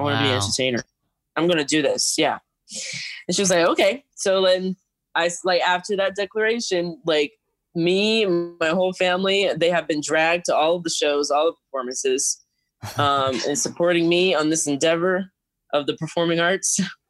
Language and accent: English; Rochester, New York, United States; I started dancing at around 5 years old because my parents were tired of me jumping around the house. So they took me to the nearest dance studio in a town nearby called Manaca.